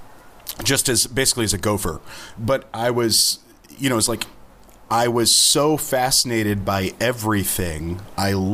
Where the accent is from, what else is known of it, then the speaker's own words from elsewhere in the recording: Kingston, Ontario, Canada; I'm from Kingston